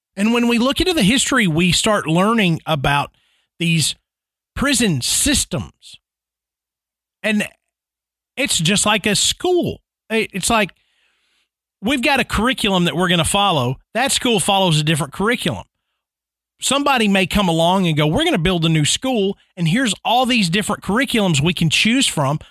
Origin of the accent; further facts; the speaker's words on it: Nashville, Tennessee, United States; my hometown, Nashville, Tennessee